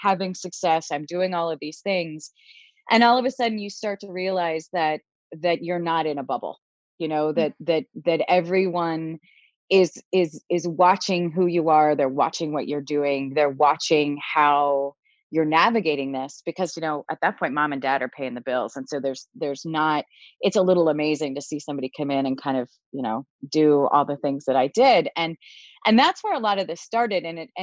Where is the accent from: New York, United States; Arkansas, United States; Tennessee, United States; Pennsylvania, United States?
Pennsylvania, United States; Philadelphia; moved away as an adult; also born or lived in Boston; I moved home to Philadelphia from Boston